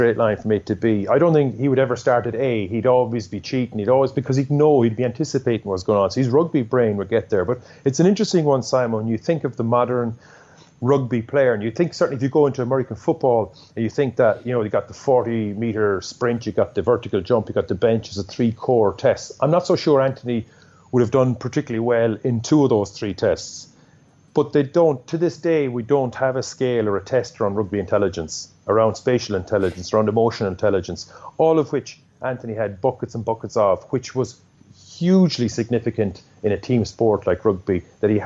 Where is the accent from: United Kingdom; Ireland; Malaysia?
Ireland; Limerick, Munster; growing up in Limerick